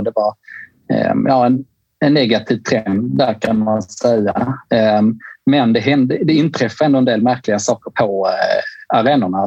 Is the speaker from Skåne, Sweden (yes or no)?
yes; Skåne, Sweden; i Skåne, där jag kommer ifrån